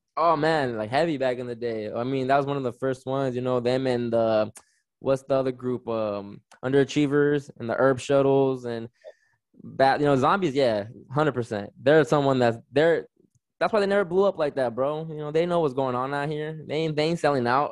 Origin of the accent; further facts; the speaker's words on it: Riverside, California, United States; also born or lived in Victorville, California; I'm just a kid growing up in Southern California, lived in Riverside, California my whole life